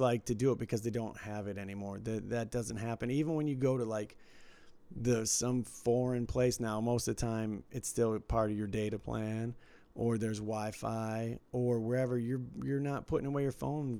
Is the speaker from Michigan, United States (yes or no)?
yes; Detroit, Michigan, United States; when I was growing up in Detroit